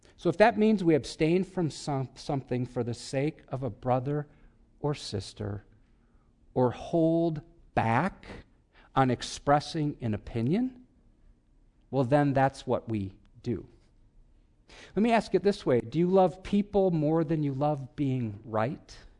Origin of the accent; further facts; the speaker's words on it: Wisconsin, United States; I'm from Wisconsin